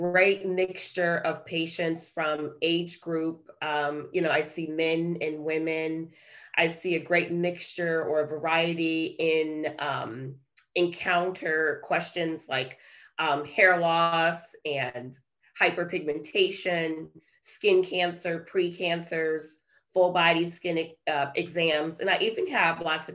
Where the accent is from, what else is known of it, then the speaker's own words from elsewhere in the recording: New York City, New York, United States; moved away as an adult; also born or lived in Detroit, Michigan; now in Perrysburg, United States; I was born and raised in Brooklyn, New York. And I lived there until I left after college and headed to Ohio for medical school